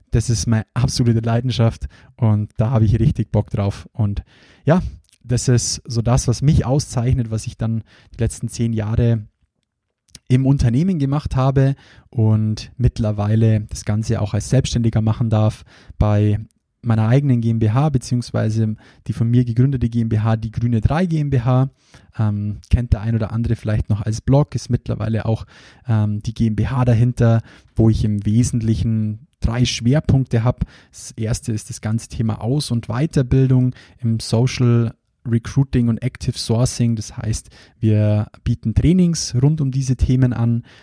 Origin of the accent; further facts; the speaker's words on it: Bavaria, Germany; accent: Bavarian; Ich hoffe, ihr verzeiht mir auch zwischendurch immer wieder meinen bayerischen Dialekt.